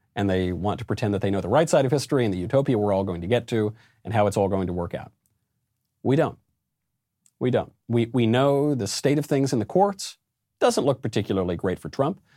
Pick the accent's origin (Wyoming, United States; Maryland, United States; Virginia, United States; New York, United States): New York, United States; also born or lived in Los Angeles; I'm a New Yorker